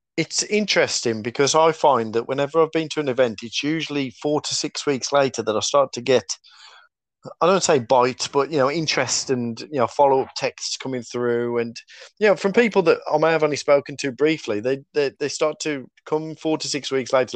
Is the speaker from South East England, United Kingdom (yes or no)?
no; Black Country, West Midlands, United Kingdom; accent: Black Country; my black country accent